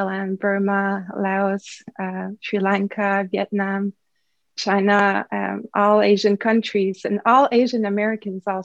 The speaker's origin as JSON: {"language": "English", "country": "Canada", "said": "I'm a Canadian, French Canadian"}